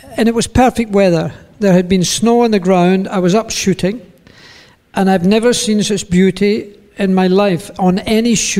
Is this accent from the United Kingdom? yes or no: yes; Scotland, United Kingdom; moved away as an adult; also born or lived in Switzerland; I moved from Scotland with regret, but with also relief